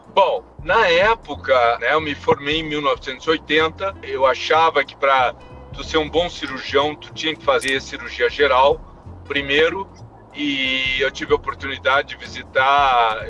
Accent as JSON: {"language": "Portuguese", "region": "Rio Grande do Sul", "country": "Brazil", "also_born_or_lived": "Alabama, United States", "moved": "as an adult", "lives_now": "Utah, United States", "said": "Minha esposa e eu somos gaúchos"}